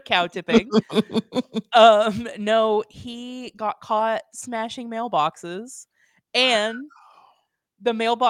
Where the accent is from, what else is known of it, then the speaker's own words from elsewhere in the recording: the Ozarks, Arkansas, United States; where I grew up in the Ozarks in Arkansas.